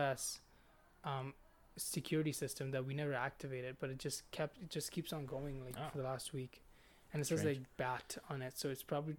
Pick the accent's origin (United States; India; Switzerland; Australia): India; now in Calgary, Canada; I was born a Hindu, man, but I kind of deviated from it, especially after seeing all the shit in my country.